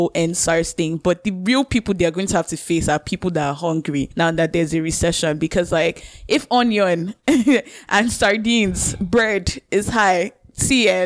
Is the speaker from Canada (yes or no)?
no; Nigeria; moved away